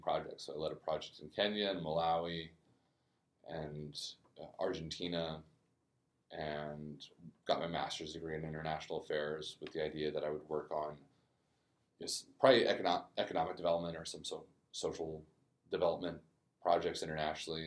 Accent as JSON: {"language": "English", "town": "Aurora", "region": "Colorado", "country": "United States", "also_born_or_lived": "Namibia", "moved": "as an adult", "lives_now": "New Orleans, United States", "said": "I'm from Aurora, Colorado, just outside of Denver"}